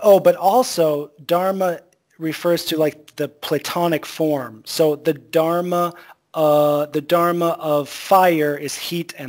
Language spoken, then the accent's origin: English; United States; moved away as an adult; also born or lived in Thailand / Vietnam; now in China; my home country of America